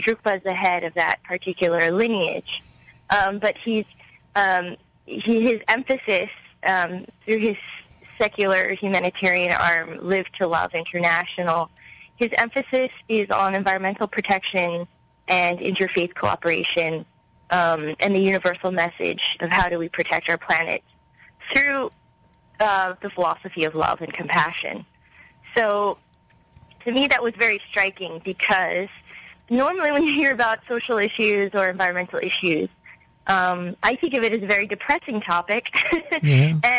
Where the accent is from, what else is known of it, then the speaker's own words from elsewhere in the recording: Los Angeles, California, United States; I was born and raised in Los Angeles